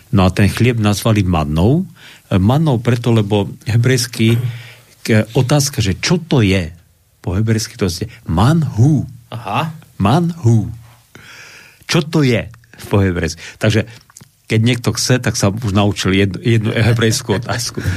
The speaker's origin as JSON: {"language": "Slovak", "country": "Slovakia"}